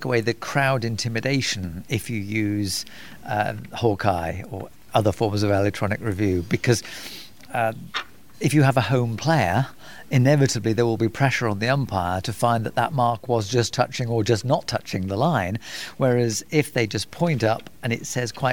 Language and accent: English; United Kingdom; I'm British